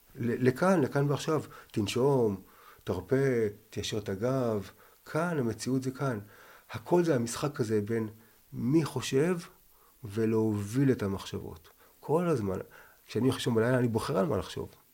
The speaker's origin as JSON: {"language": "Hebrew", "town": "Jerusalem", "region": "Jerusalem District", "country": "Israel", "tie": "born or raised there", "said": "אני מירושלים, ואני עכשיו בן 60, ואני הבכור, וחזרתי בתשובה בגיל 12, הייתי ביהדות"}